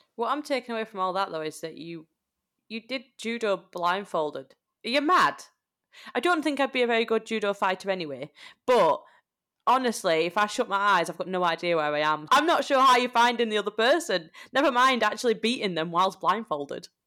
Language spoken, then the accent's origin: English; Yorkshire and the Humber, United Kingdom; moved away; We are both traitors of our beloved Yorkshire